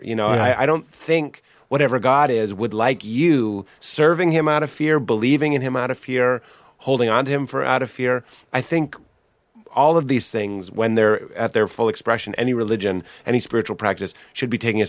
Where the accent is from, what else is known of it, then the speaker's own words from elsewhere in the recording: Nashville, Tennessee, United States; I'm from Nashville and I was raised Christian, so I'm going to be a Christian.